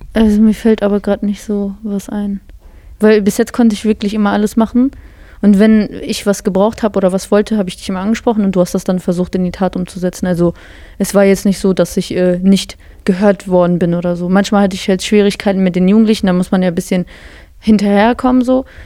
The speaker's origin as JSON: {"language": "German", "town": "Bottrop", "region": "North Rhine-Westphalia", "country": "Germany", "said": "Wir sind wirklich die zwei krassen Bottropper"}